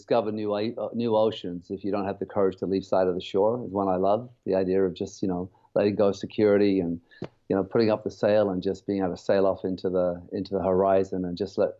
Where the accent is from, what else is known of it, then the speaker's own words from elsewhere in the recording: England, United Kingdom; also born or lived in Germany / Cyprus; now in Canada; I grew up in, Germany, Cyprus, and England.